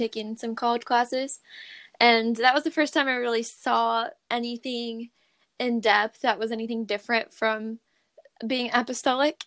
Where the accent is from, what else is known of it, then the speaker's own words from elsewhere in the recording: Redding, California, United States; now in Sacramento, United States; I ended up going back to my hometown, which is in Redding, California